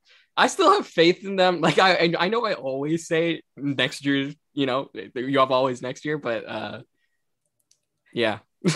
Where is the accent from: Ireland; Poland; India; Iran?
India; now in Canada; I'm an immigrant from India. I wasn't born here.